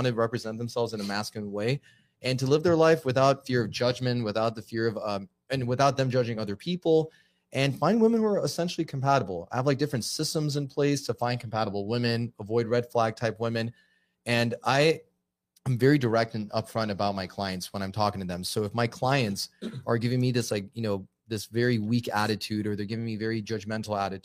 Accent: Los Angeles, California, United States; now in Arizona, United States; I'm born and raised in Los Angeles

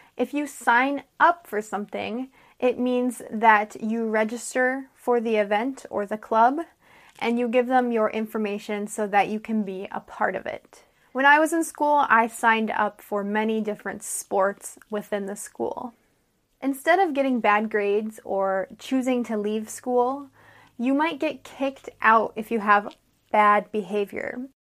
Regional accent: United States; I'm an American English teacher

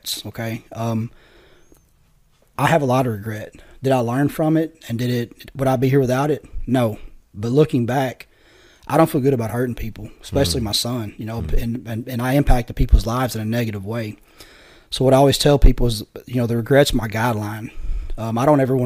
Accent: Poplar Bluff, Missouri area, United States; I ended up in a rescue mission in Poplar Bluff, Missouri, where I'm from. It's about an hour from my hometown

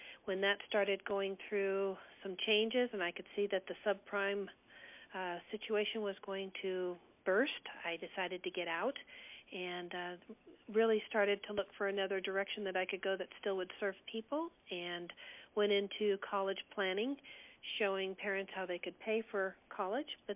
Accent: California, United States; moved away; also born or lived in Colorado; I grew up in California and moved to Colorado in 1980

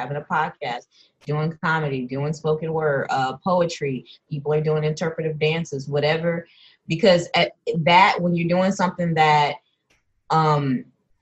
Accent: Houston, Texas, United States; now in Los Angeles, United States; I'm from Houston as well, living at LA Cali Dream

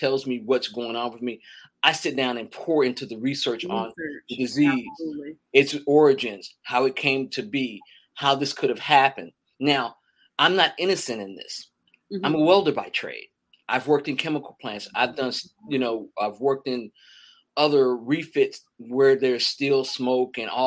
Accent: Meridian, Mississippi, United States; now in Atlanta, United States; I grew up in Meridian, Mississippi.

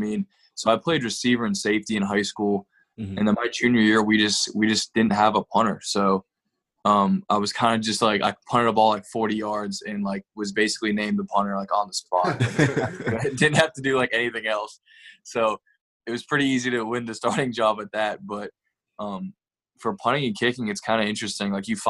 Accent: Fort Mill, South Carolina, United States; now in Kernersville, United States; So, yeah, I grew up in Fort Mill. My parents live right outside Winston-Salem right now.

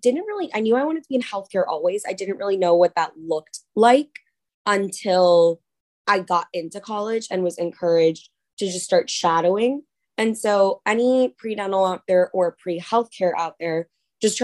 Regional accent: Dallas, Texas, United States; moved away as an adult; now in Philadelphia, United States; I'm originally from Dallas, Texas

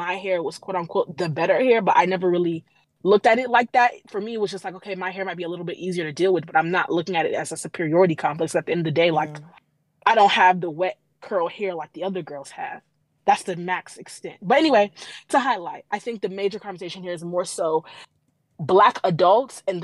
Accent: Compton, California, United States; I grew up in Compton. That's just the that's the culture.

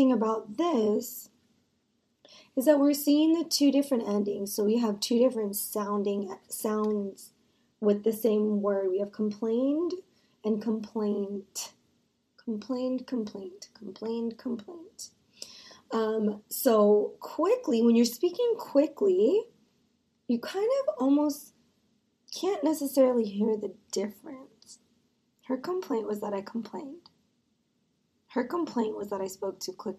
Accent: United States; I am an American

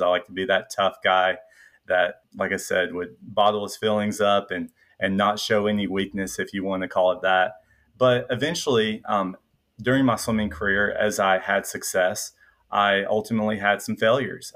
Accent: Middle Tennessee, United States; accent: Southern, a little bit of a twang; also born or lived in suburb of Nashville; I grew up in Middle Tennessee

